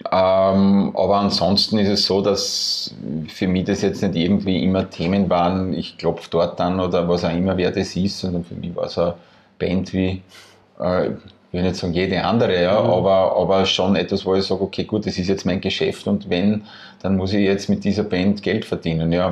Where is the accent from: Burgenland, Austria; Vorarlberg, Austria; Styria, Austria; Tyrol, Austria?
Burgenland, Austria; die Entscheidung relativ nahe gelegen, als Burgenländer im Burgenland äh, Festivalgelände zu suchen.